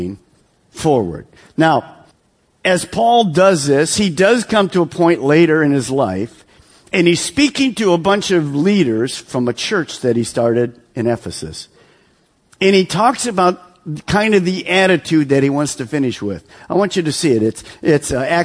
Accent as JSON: {"language": "English", "town": "Detroit", "region": "Michigan", "country": "United States", "said": "I'm from Detroit, so we're in suburb of Detroit"}